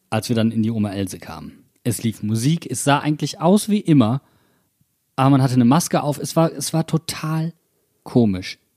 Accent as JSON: {"language": "German", "town": "Mainz", "region": "Rhineland-Palatinate", "country": "Germany", "said": "Mainzer, ich stehe dazu, auch wenn ich es nicht gerne tue."}